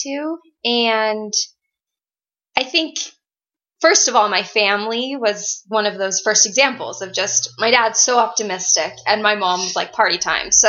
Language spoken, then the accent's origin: English; Henderson, Nevada, United States; moved away; also born or lived in Provo, Utah; I'm from Henderson. That's how I know Caitlin. We went to high school together.